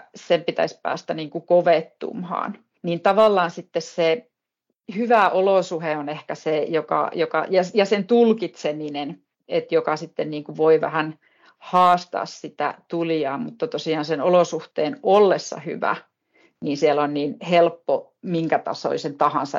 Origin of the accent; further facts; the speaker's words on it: Pello, Lapland, Finland; now in Ylläs, Finland; olen naapuripitäjästä kotoisin pellosta